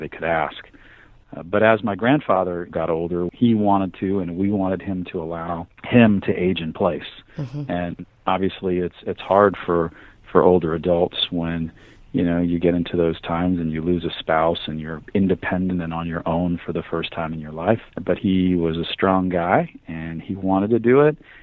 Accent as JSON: {"language": "English", "town": "Miami", "region": "Florida", "country": "United States", "tie": "born or raised there", "also_born_or_lived": "New York", "said": "I grew up in Miami from the time I was a year old and went to elementary school, high school, junior high school in South Florida"}